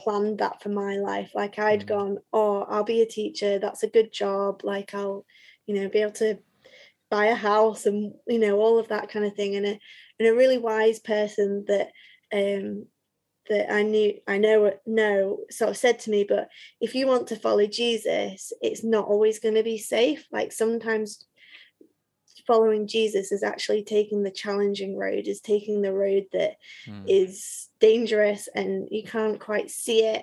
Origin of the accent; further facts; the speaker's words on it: Leeds, Yorkshire and the Humber, United Kingdom; also born or lived in Nottingham; I grew up in Leeds